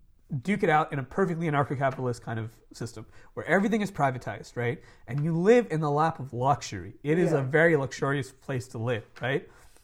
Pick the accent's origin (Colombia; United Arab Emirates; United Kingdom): United Arab Emirates; Dubai; Because I grew up living in Dubai, which is the anarcho-capitalist dream state.